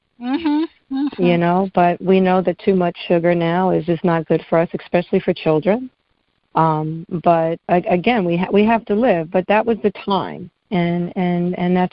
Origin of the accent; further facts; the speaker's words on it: New York City, New York, United States; moved away; also born or lived in Maryland; I grew up in Bed-Stuy in the projects in Brooklyn